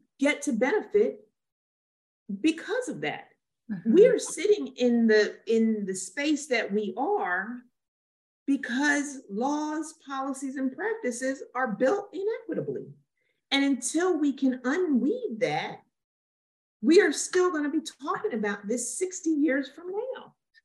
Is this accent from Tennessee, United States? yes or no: no; Trenton, New Jersey, United States; also born or lived in Lumberton, New Jersey; I grew up in Trenton, which is a low-income area